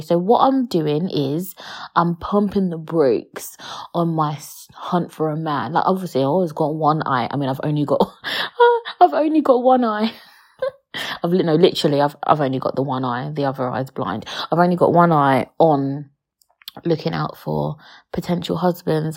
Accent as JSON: {"language": "English", "region": "London", "country": "United Kingdom", "tie": "born or raised there", "said": "I weren't born and raised in London."}